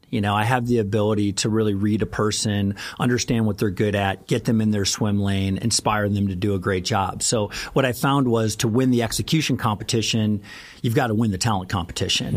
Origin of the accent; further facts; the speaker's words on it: Missouri, United States; I grew up in Missouri.